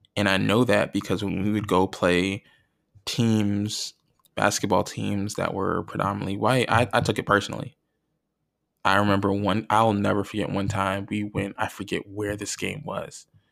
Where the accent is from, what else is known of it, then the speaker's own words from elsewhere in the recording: North Plainfield, New Jersey, United States; growing up in where I grew up in North Plainfield, New Jersey